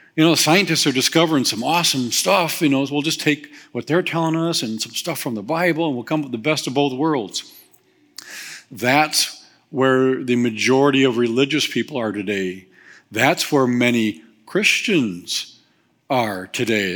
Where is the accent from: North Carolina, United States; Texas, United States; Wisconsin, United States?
Wisconsin, United States; Waukesha; also born or lived in Whitewater; I was born in Waukesha.